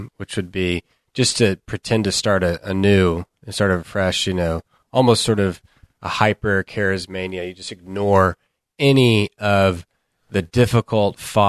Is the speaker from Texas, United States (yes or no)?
yes; Texas, United States; I'm a Texan, so we took Texas history.